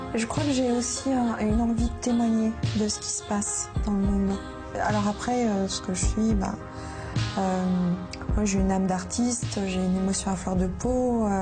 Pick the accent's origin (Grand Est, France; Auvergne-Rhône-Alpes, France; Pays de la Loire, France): Auvergne-Rhône-Alpes, France; Lyon; moved away as an adult; also born or lived in Pantin; now in Paris region, France; Nous avons déménagé et j'ai grandi à Lyon.